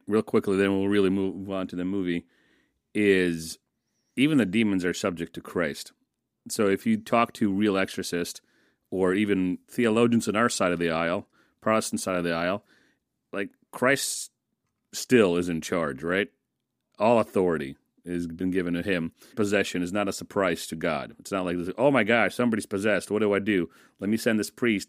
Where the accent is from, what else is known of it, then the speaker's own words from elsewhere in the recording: United States; I grew up in the States and I started school in the States